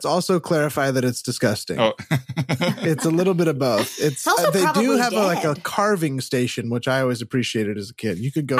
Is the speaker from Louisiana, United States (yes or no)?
no; Rocklin, California, United States; moved away; the one that I grew up in Northern California outside of Sacramento